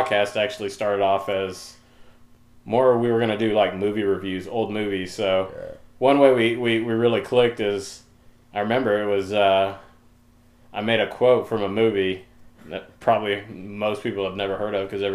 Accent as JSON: {"language": "English", "region": "Oklahoma", "country": "United States", "tie": "born or raised there", "also_born_or_lived": "Germany", "moved": "as an adult", "lives_now": "Dallas, United States", "said": "Just a kid, grew up in Oklahoma, moved down to Dallas about a decade ago"}